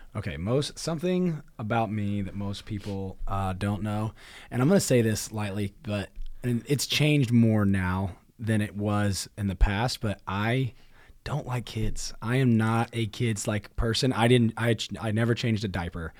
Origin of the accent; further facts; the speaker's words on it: Marion, Indiana, United States; I'm from um, home, hometown's Marion, Indiana, and I definitely bounced around from a few different areas uh, in Marion, but grew up there